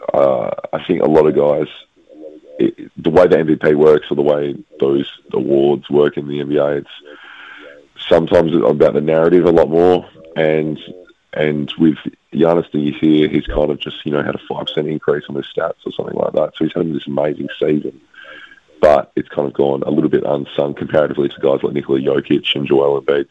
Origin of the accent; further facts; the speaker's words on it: Perth, Western Australia, Australia; I'm originally from Perth